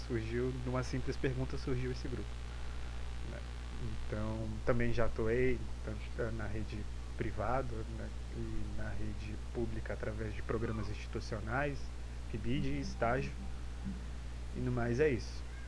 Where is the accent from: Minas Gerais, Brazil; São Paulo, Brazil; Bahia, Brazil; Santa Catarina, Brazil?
Santa Catarina, Brazil; Florianópolis; also born or lived in Porto Alegre; sou de Florianópolis, mas eu estou transitando sempre eh, entre Florianópolis e Porto Alegre.